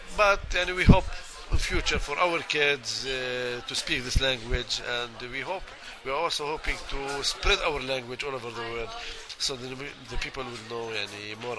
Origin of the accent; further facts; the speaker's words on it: Bethlehem, West Bank, Palestine; I was born in Bethlehem. I was raised in Bethlehem. I was not disposed or uprooted from my city.